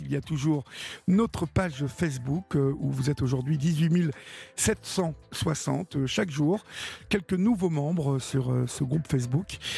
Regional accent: Normandy, France; par chez nous en Normandie

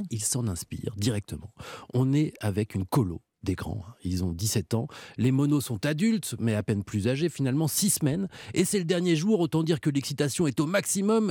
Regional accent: Pays de la Loire, France; j'ai grandi dans le Maine-et-Loire

